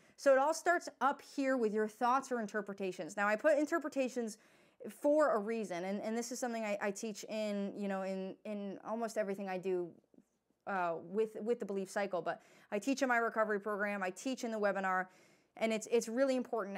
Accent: New York, United States; I'm from New York

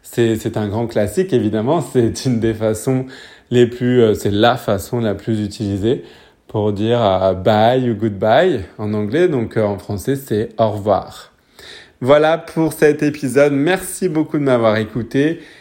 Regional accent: Paris, Île-de-France, France; now in New Zealand; je suis français, je suis né à Paris, mais j'habite en ce moment en Nouvelle-Zélande

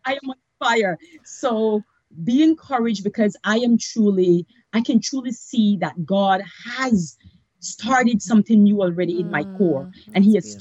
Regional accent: Belize; moved away as an adult; now in United States; I was born and raised in Belize, Central America. Um, moved here with my daughter and boyfriend when I was 25 years old.

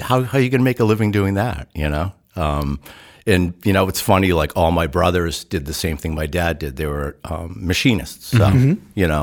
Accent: Massachusetts, United States; now in Amherst, United States; I'm originally from Massachusetts, and, you know, I bought this house in southern New Hampshire

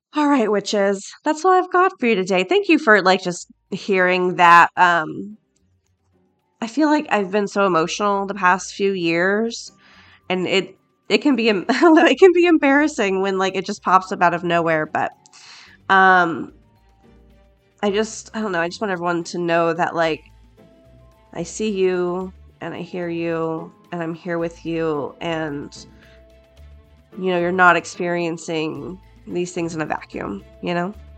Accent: Florida, United States; I'm from Florida. That's where I was born and bred, born and raised.

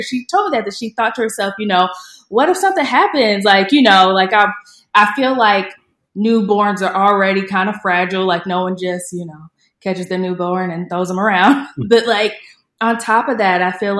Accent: Indiana, United States; I'm a February baby, and I'm from Indiana, so it's cold there

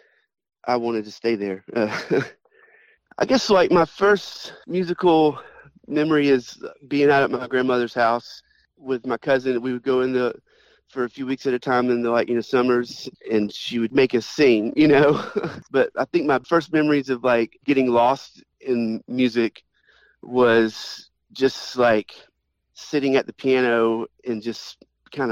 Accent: Austell, Georgia, United States; I grew up in Austell, which is right next to Mableton.

